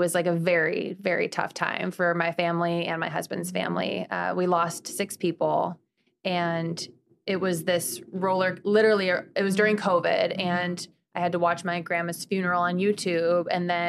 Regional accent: Midwest, United States; But I'm from the Midwest.

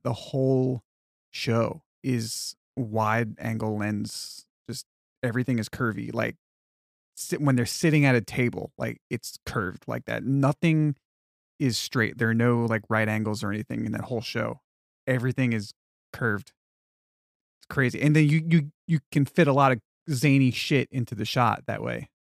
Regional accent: Long Island, New York, United States; moved away as an adult; also born or lived in Texas; growing up on Long Island

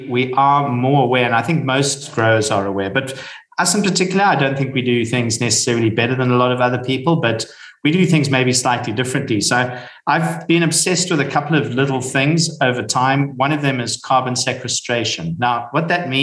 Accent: South Africa; I am South African of Scottish descent

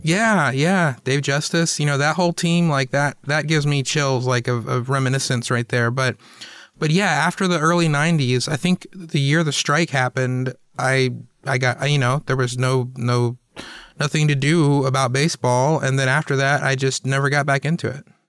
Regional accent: Atlanta, Georgia, United States; also born or lived in Chattanooga, Tennessee; I was born in Chattanooga, but then my parents moved down to Atlanta about a year later

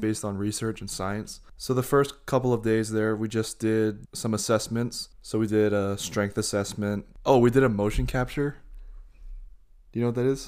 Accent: Hawaii, United States; I'm Japanese. I'm from Hawaii

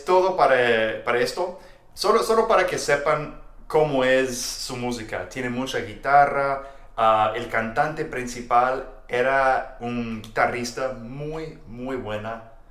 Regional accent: Texas, United States; soy de Texas

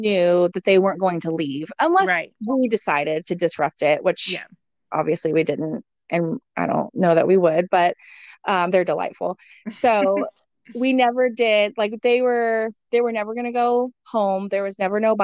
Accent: Texas, United States; moved away as an adult; my hometown in Texas.

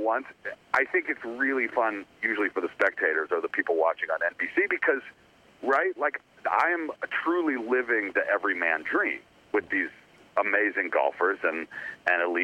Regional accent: Atlanta, Georgia, United States; moved away; I was originally from Atlanta

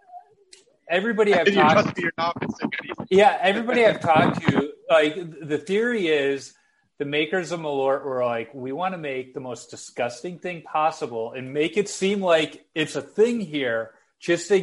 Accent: Chicago, Illinois, United States; I'm a Southside kid. You know, I grew up in the Beverly Mount Greenwood neighborhood where they have the Southside Irish Parade

